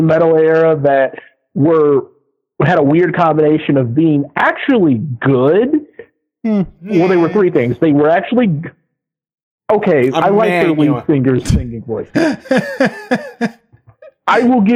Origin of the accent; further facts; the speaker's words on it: Michigan, United States; I was raised Baptist in Michigan